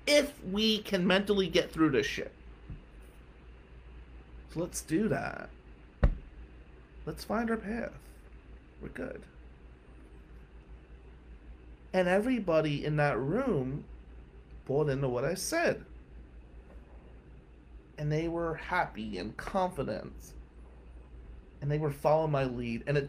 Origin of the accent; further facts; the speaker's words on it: Atlantic City, New Jersey, United States; now in Michigan, United States; we're white from Atlantic City